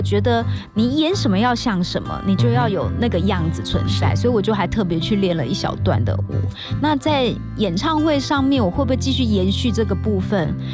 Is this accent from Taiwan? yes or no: yes; Kaohsiung, Taiwan; moved away; 我在九月十八号，我会回到我的故乡高雄